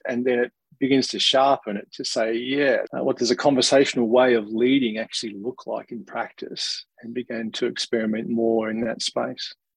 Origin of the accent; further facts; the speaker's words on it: Australia; accent: Australian; you might be able to tell from my accent, but being an Australian